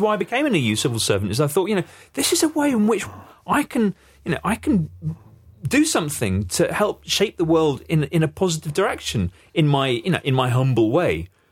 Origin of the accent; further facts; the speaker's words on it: United Kingdom; we as British people and as Europeans